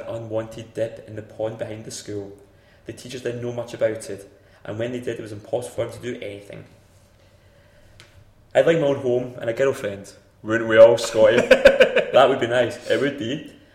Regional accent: United Kingdom; I'm British

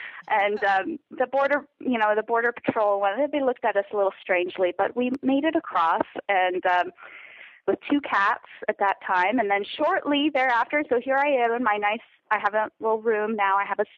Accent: California, United States; moved away as an adult; I'm from California, and my husband and I met at college, and we got married after college and moved down to rural Mexico within a year after getting married.

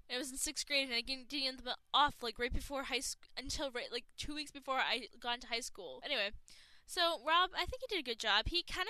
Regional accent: Boston, Massachusetts, United States; Like, you could not tell that I was from the Boston area. You would not be able to tell because I don't have a Boston accent.

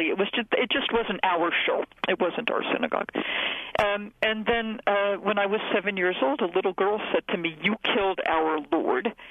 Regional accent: New England, United States; I grew up in New England in a predominantly Portuguese Catholic neighborhood, and my introduction to Christianity was was ethnic Roman Catholicism

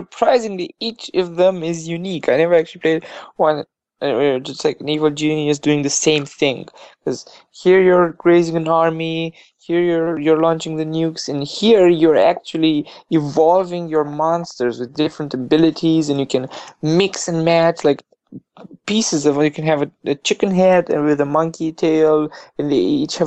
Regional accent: Romania; we're from Romania

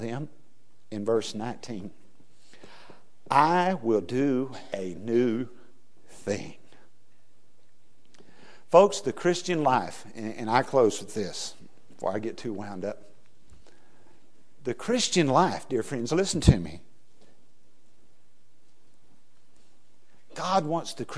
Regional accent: West Texas, United States; moved away; also born or lived in Louisiana; I was raised in West Texas where the ground is flat

